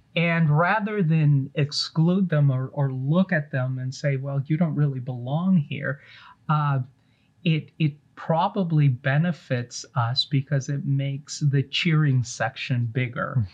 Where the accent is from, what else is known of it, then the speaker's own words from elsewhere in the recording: Los Angeles, California, United States; also born or lived in East Coast; I grew up uh, watching Jerome Bettis play for the Los Angeles Rams